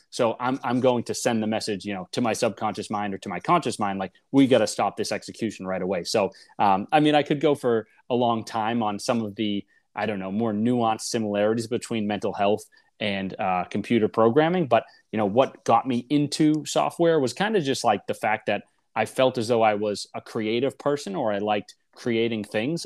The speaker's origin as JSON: {"language": "English", "town": "Boston", "region": "Massachusetts", "country": "United States", "tie": "born or raised there", "said": "I grew up in Boston in a suburb just north uh, of the city."}